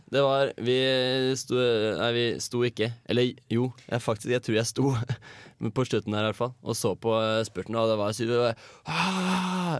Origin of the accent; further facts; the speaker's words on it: Larvik, Vestfold, Norway; moved away; Jeg har vært eh, hjemme i Larvik